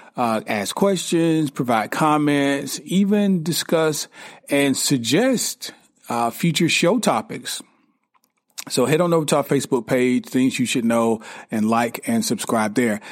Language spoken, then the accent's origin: English; United States; as an American